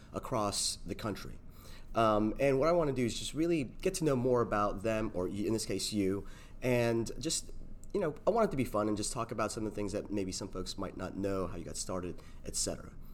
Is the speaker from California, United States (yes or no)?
no; South Florida, United States; I'm from South Florida